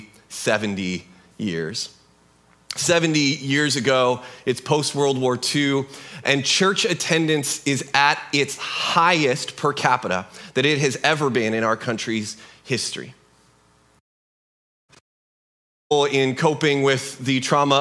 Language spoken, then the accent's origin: English; United States; also born or lived in Kelso, Washington; But we're Americans.